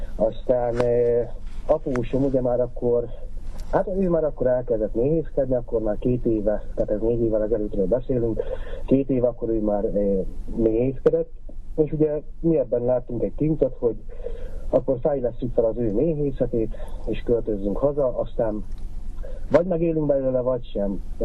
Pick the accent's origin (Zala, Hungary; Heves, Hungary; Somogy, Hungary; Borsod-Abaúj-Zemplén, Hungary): Heves, Hungary; Kisköre; én is kiskörei származású vagyok, és ugye tehát ezen a környéken nőttem fel